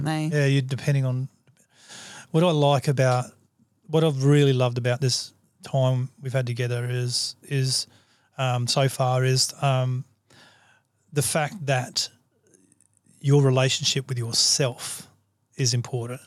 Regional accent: Australia; I'm an Aussie

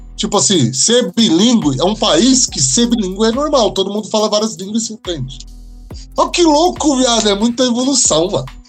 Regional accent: Brazil

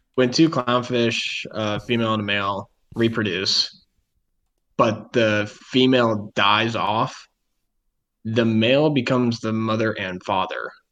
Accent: Midwest, United States; we're from the Midwest

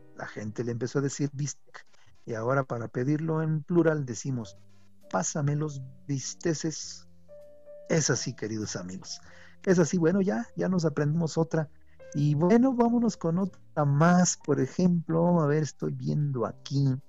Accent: Mexico; nosotros, los mexicanos, somos norteamericanos, porque vivimos en Norteamérica

